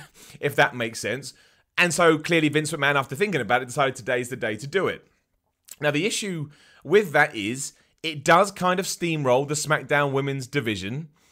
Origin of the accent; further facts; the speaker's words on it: United Kingdom; being a British person